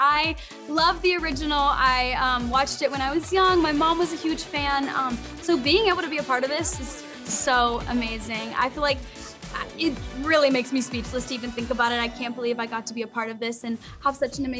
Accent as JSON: {"language": "English", "region": "Midwest", "country": "United States", "said": "I'm also from the Midwest"}